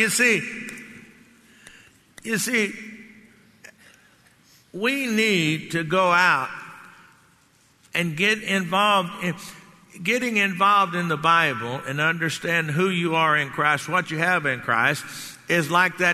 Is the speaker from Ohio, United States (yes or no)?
no; Texas, United States; growing up in Texas